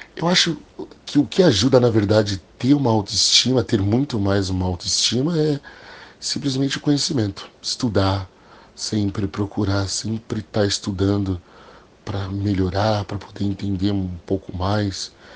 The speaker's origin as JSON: {"language": "Portuguese", "region": "New York", "country": "United States", "tie": "born or raised there", "also_born_or_lived": "São Paulo, Brazil", "moved": "as an adult", "lives_now": "Orlando, United States", "said": "eu fui criado meio a meio, né? Mais em Nova York, né? Que nós saímos de São Paulo. Fomos morar em Nova York."}